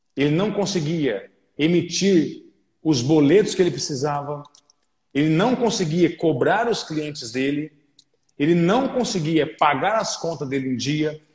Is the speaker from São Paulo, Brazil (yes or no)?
yes; Orlândia, São Paulo, Brazil; moved away as an adult; now in Franca, Brazil; sou natural da cidade de Orlândia e estou já há quase sete anos na cidade de Franca